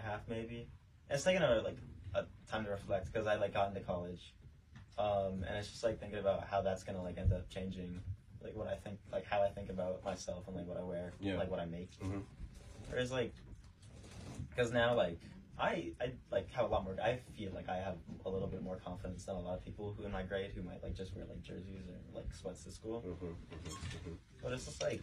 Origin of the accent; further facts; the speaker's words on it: Boston, Massachusetts, United States; I was born in Boston in a hospital, like, a hospital right next to my school, as I've never been out of Boston. So I've been in Boston my whole life